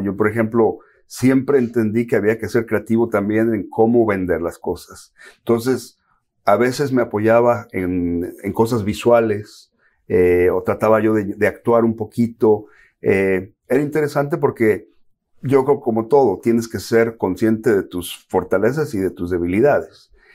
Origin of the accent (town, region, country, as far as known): Mexico; born or raised there; moved away as an adult; also born or lived in California, United States; now in Miami, United States